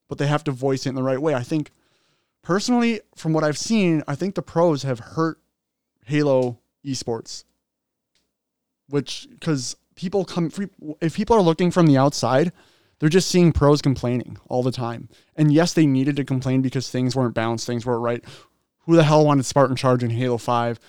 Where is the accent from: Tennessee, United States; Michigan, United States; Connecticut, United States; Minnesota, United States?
Minnesota, United States; Minnesota, like, that's our hometown